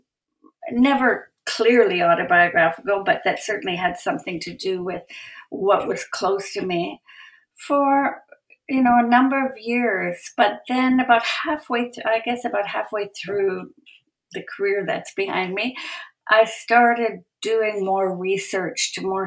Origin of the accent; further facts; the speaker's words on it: Edmonton, Alberta, Canada; also born or lived in Calgary; I was born in Edmonton